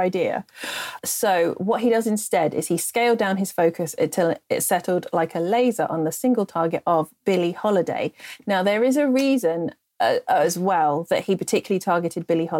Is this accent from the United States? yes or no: no; England, United Kingdom; accent: repressed English; my repressed English accent